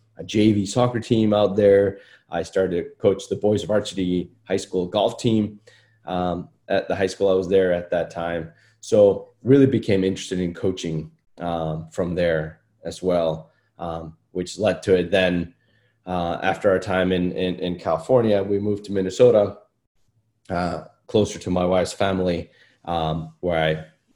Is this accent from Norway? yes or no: no; Iceland; moved away as an adult; now in United States; I'm from Iceland